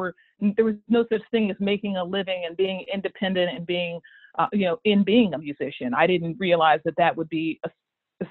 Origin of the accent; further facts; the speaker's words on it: Dayton, Ohio, United States; I grew up in Dayton, Ohio, in sort of a kind of General Motors town